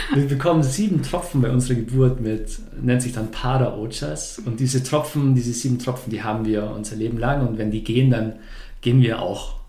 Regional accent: Bavaria, Germany; moved away; also born or lived in Stuttgart; ursprünglich komme ich, komme ich aus Bayern. Vielleicht hört man es noch ab und zu

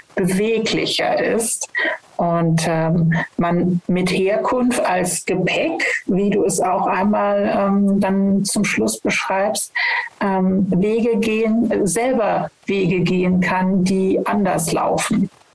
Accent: West Germany, Germany; Ich komme ja aus Westdeutschland

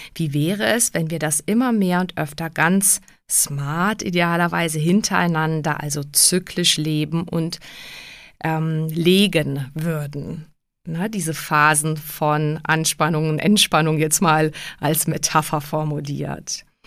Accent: Prague, Czechia; now in Germany; Ich bin ja Tschechin in Prag geboren

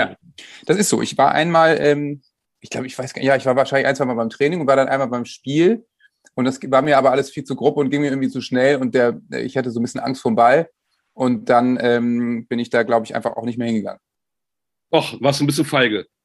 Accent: Bremen, Germany; Es ist ja nicht so bei uns in der Stadt, dass da zwei große Vereine sind, ähm, sondern bei uns in Bremen gibt es eben Werder und ja auch die ganze Region.

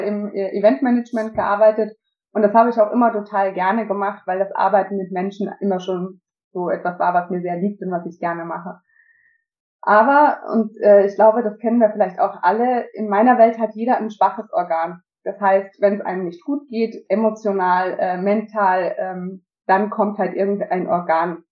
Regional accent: Austria; now in Germany; ich bin Österreicherin

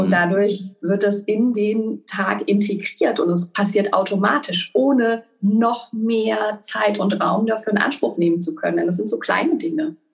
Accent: Mainz, Rhineland-Palatinate, Germany; ich komme gebürtig aus Mainz

